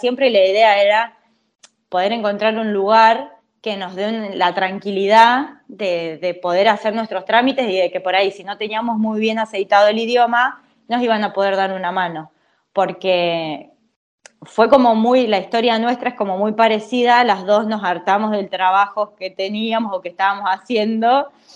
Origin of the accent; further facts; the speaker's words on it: El Triunfo, Buenos Aires Province, Argentina; moved away as an adult; now in Italy; soy argentina, claramente, eh, y vengo de un pueblo de la provincia de Buenos Aires, muy chiquito, que se llama El Triunfo